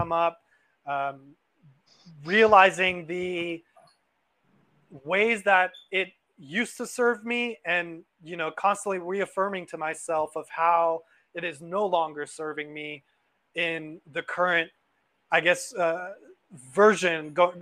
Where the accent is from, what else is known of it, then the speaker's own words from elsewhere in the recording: Los Angeles, California, United States; I grew up in Los Angeles